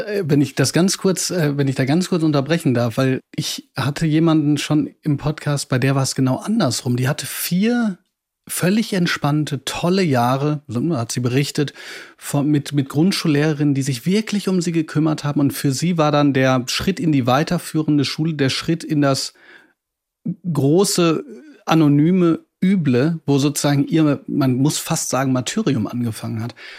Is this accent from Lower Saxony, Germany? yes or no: no; Ruhr area, North Rhine-Westphalia, Germany; ich komme nämlich auch aus dem Ruhrgebiet